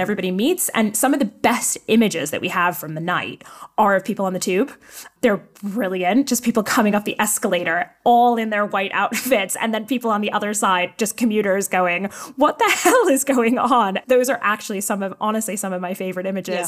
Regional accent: New York, United States; now in London, United Kingdom; I'm from New York

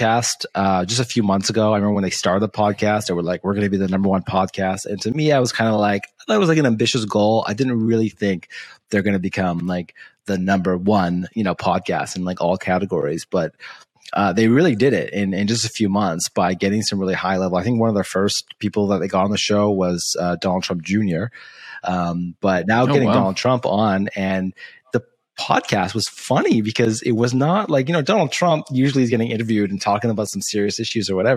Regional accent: Canada; I'm Canadian

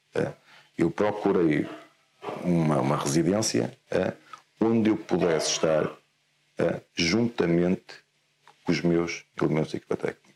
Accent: Guimarães, Norte, Portugal; Eu sou, eu sou de Guimarães, certo. eu sou natural, natural de Guimarães. Eh, nasci num, numa vila ali próxima, Vila de Ponte, vivo, okay. vivo ali.

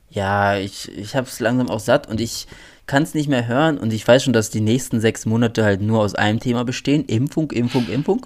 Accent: North Rhine-Westphalia, Germany; bei uns in NRW

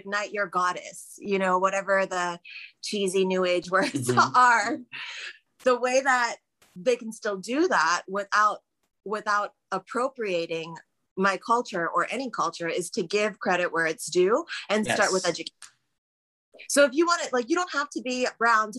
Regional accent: United States; also born or lived in Trinidad (parents); as an American

